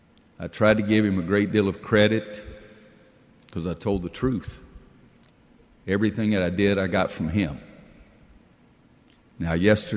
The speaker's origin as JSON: {"language": "English", "region": "the South", "country": "United States", "said": "and I'm from the South, so guy means boy or girly"}